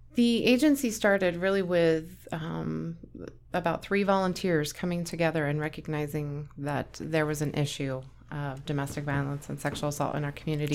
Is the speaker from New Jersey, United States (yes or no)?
no; Onaga, Kansas, United States; moved away as an adult; now in Kearney, United States; I grew up in Onega. It's a really, really small town, like eight hundred people population.